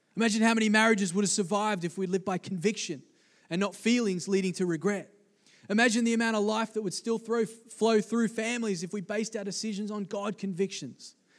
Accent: East Coast of Australia, Australia; growing up in the East Coast of Australia, on the beaches

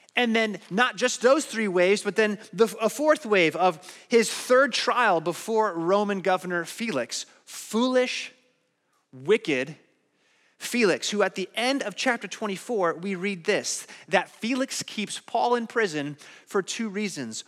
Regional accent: Phoenix, Arizona, United States; I grew up in Phoenix, Arizona

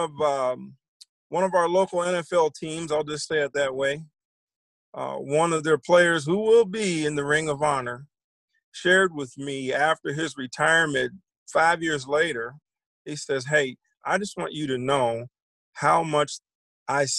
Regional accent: Virginia, United States; my hometown in Virginia

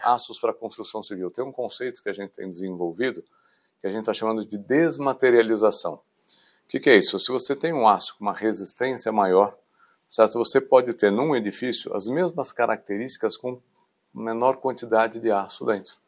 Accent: São Paulo, Brazil; nasci aqui em São Paulo, na capital, me formei na Universidade de São Paulo

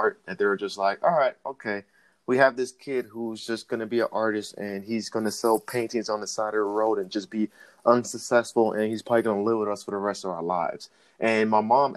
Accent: Miami, Florida, United States; I was born and raised down in Miami, Florida

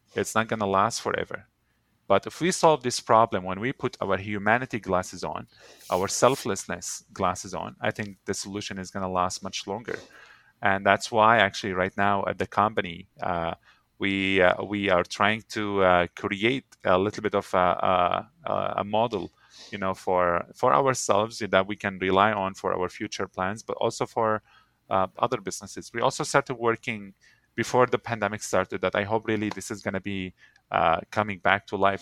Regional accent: Syria; now in Canada; Syria would always be my home by birth, uh, but Canada is my home by choice

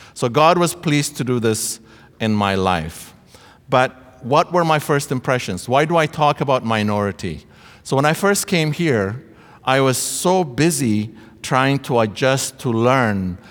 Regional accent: Ethiopia; moved away as an adult; now in Canada; I came to study from Ethiopia uh, at Trinity Western University.

